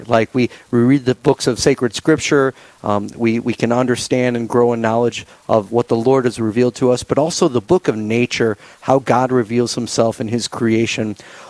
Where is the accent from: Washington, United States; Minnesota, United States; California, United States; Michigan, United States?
Minnesota, United States; now in South Dakota, United States; I myself have born and raised in Minnesota, but I'm a South Dakotan now